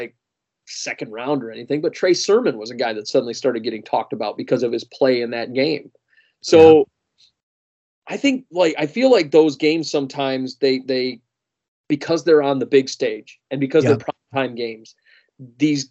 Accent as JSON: {"language": "English", "town": "Detroit", "region": "Michigan", "country": "United States", "said": "I'm a Vikings fan from Detroit"}